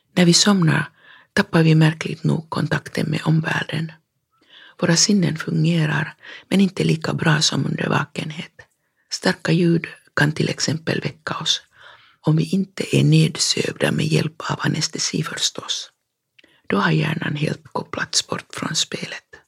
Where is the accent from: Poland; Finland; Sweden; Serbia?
Finland; Fagervik, Uusimaa; hemma i Fagervik när jag var barn